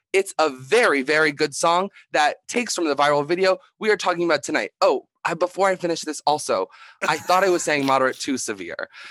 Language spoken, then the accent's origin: English; Philadelphia, Pennsylvania, United States; I'm from Philadelphia, Pennsylvania